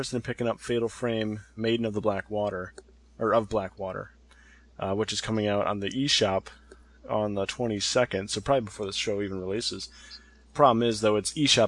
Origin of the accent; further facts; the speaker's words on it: United States; I'm an American